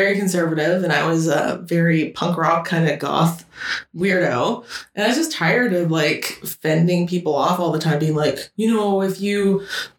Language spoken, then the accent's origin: English; Calgary, Alberta, Canada; moved away as an adult; now in Montreal, Canada; I'm from Alberta and, you know, Calgary and surrounding